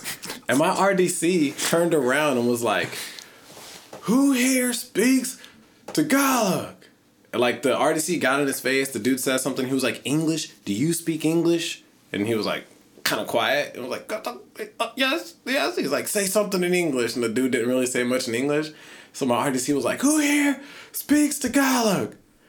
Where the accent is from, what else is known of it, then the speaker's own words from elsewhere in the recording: St. Louis, Missouri, United States; moved away as an adult; now in San Diego, United States; So I'm from St. Louis, right?